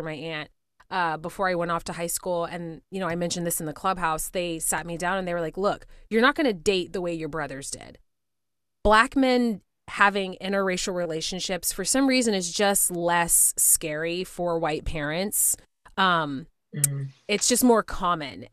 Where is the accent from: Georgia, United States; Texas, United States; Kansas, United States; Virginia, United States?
Texas, United States; Spring; moved away; Houston. Well, a city outside of Houston called Spring